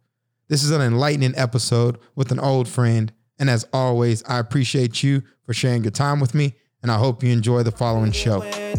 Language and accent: English; College Station, Texas, United States; … and I grew up in Bryan College Station, Texas, commonly referred to as the BCS.